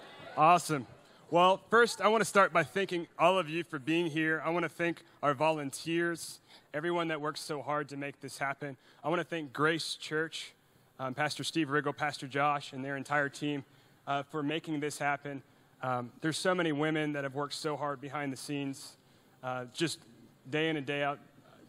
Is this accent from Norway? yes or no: yes; Norway; English is a second language; now in United States; And I'm from Norway. You know, I was born in Norway, and my mom's Norwegian, my dad's American.